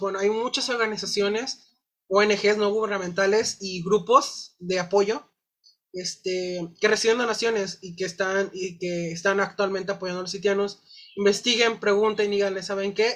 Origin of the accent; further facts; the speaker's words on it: Mexico; como sociedad, como mexicanos